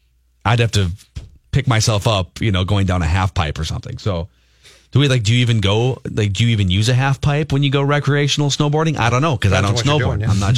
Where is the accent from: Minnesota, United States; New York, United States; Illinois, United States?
Minnesota, United States; having been for 3+ decades, that I am very Minnesotan in.